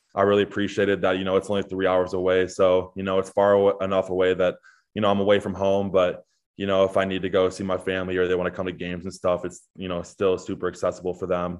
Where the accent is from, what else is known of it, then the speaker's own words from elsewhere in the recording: Chicago, Illinois, United States; moved away as an adult; now in Iowa, United States; I'm from Chicago